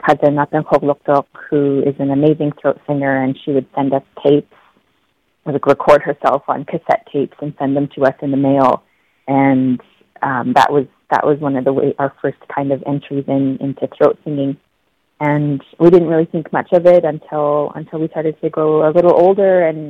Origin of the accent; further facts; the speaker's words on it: Yellowknife, Northwest Territories, Canada; also born or lived in Nunavut; now in Delta, Canada; We're born and raised in Yellowknife, Northwest Territories, and we spent a lot of time up in the Arctic in Nunavut, but recently have made the jump over to the West Coast.